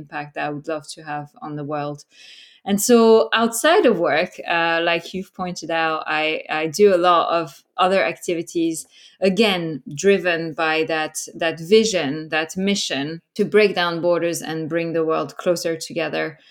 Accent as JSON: {"language": "English", "country": "France", "tie": "born or raised there", "also_born_or_lived": "Norway", "moved": "as an adult", "lives_now": "United Kingdom", "said": "I was born and raised in France. When I was 18, I left for the first time. I moved to Norway, and then after that, I lived and worked in 6 different countries"}